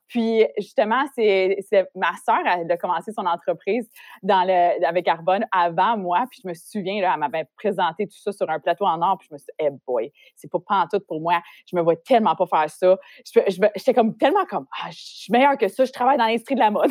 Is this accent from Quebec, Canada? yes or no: no; Ontario, Canada; moved away as an adult; now in Montreal, Canada; j'ai grandi en Ontario, comme t'as dit. J'ai déménagé à Montréal pour poursuivre ma carrière dans l'industrie de la mode